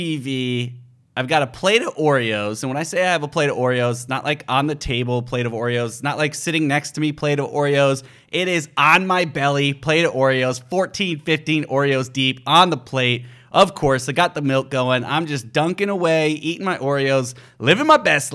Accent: Midwest, United States; also born or lived in Chicago, Illinois / Seattle, Washington; I grew up in the Midwest and lived in Chicago when I was really, really young and then went back as an adult

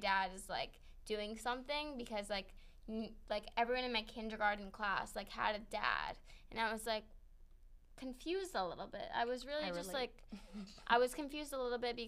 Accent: Long Island, New York, United States; also born or lived in Manhattan, New York; So we moved to Long Island, and I grew up on Long Island

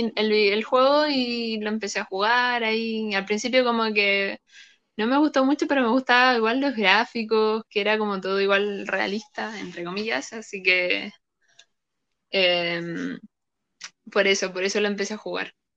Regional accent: Viña del Mar, Valparaíso, Chile; tengo 24, soy de Viña del Mar

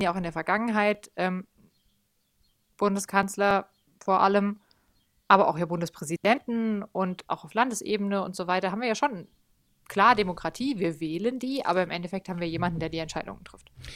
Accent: Germany; bei uns in Deutschland

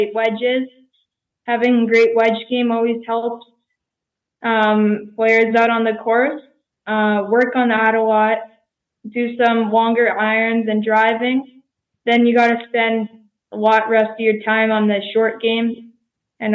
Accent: Saskatchewan, Canada; I'm from Canada in Saskatchewan

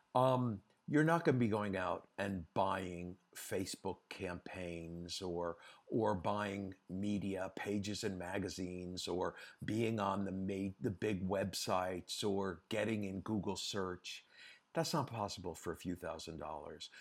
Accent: United States; moved away as an adult; also born or lived in Europe; I'm an American, uh, by birth and by passport, but I've, after, um, Versace, I decided I wanted to stay in Europe and live in Europe

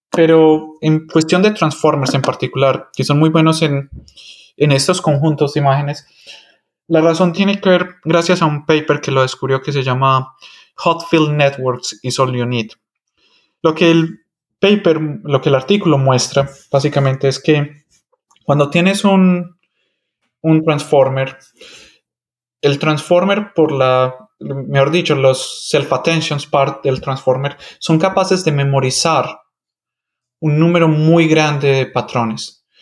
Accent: Medellín, Antioquia, Colombia; first language Spanish; moved away as an adult; also born or lived in Michigan, United States; yo nací y me crecí en Medellín, Colombia.

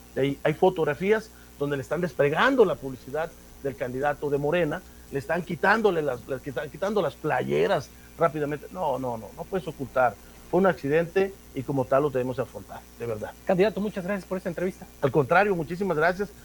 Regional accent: Sierra de Huautla, Morelos, Mexico; now in Jiutepec, Mexico; Soy oriundo del estado de Morelos, pero de la Sierra de Huautla. De allá soy.

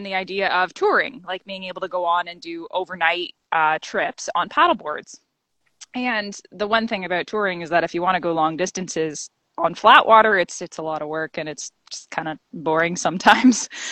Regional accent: the Kawarthas, Ontario, Canada; moved away as an adult; also born or lived in Toronto, Ontario; now in Guelph, Canada; From Ontario. So I grew up in the Kawarthas, about 2 hours north of Toronto.

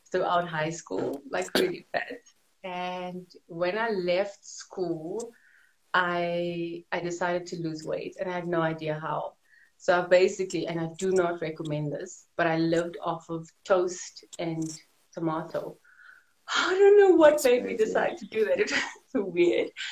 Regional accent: Johannesburg, Gauteng, South Africa; I'm from South Africa, Johannesburg, born and bred here

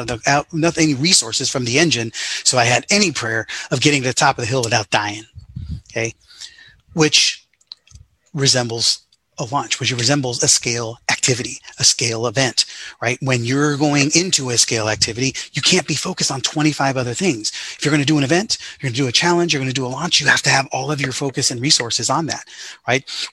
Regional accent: Sacramento, California, United States; growing up in the Sacramento area

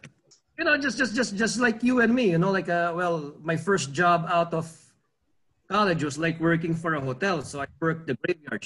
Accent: Philippines; being Filipino, we're very accommodating, and I don't know, it's in our culture.

